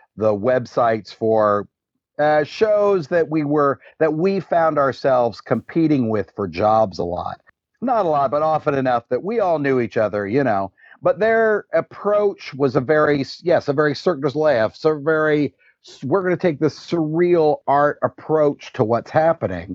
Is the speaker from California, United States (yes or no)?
yes; Southern California, United States; we're from Southern California